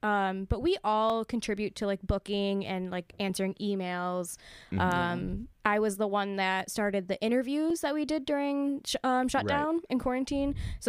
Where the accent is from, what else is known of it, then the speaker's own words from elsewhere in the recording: Clarkston, Michigan, United States; now in Ferndale, United States; my good friend Bree, who I grew up with in my hometown of Clarkston